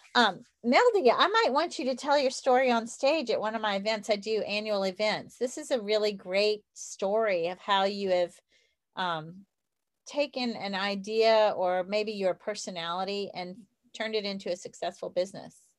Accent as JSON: {"language": "English", "area": "the South", "region": "Southern United States", "country": "United States", "accent": "southern", "said": "i still have my southern accent"}